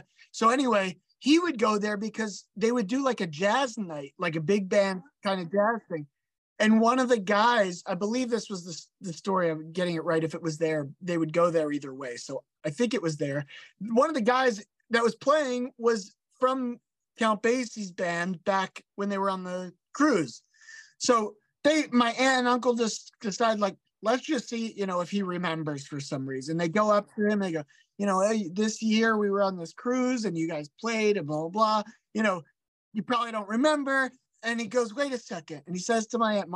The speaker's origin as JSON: {"language": "English", "town": "Philadelphia", "region": "Pennsylvania", "country": "United States", "tie": "born or raised there", "said": "I grew up around Grant and Cruzetown"}